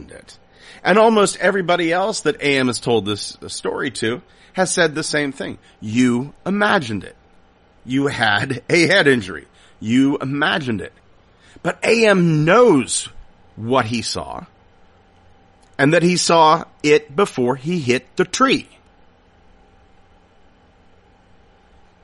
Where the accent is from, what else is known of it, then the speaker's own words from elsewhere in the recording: Salisbury, Pennsylvania, United States; I grew up in Salisbury, Pennsylvania.